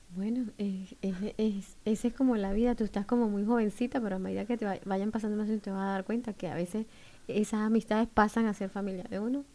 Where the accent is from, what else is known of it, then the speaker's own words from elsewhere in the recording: Venezuela; now in Bloomington, United States; chévere decimos los venezolanos. Soy de Venezuela